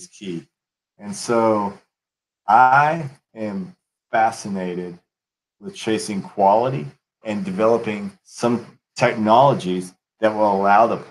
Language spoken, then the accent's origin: English; West Texas, United States; I'm from West Texas